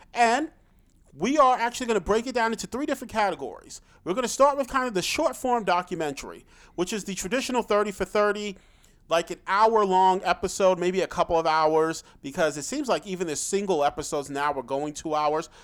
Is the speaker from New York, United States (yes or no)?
yes; New York City, New York, United States; I was born in Brooklyn, so I grew up and remember hearing stories